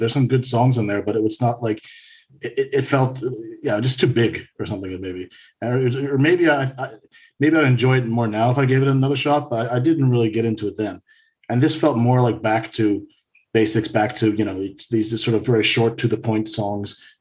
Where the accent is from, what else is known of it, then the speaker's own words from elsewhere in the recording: United States; now in Sweden; an American living up here in Sweden